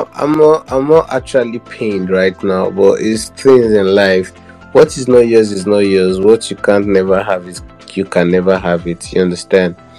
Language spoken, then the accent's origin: English; Abia, Nigeria; I'm from Abia State